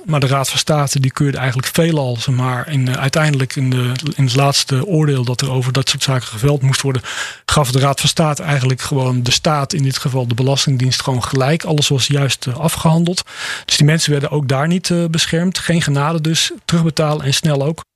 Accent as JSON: {"language": "Dutch", "country": "Netherlands", "said": "als Nederlander"}